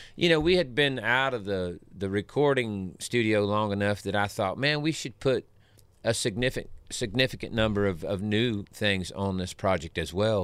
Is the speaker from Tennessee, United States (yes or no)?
yes; Savannah, Tennessee, United States; My home where I grew up around Pickwick Lake is, is southwest of here